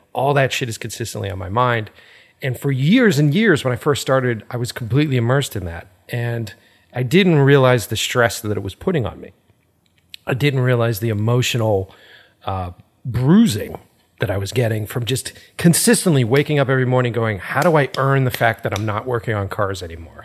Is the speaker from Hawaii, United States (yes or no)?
no; Boston, Massachusetts, United States; moved away as an adult; now in Los Angeles, United States; I'm originally from Boston, so East Coast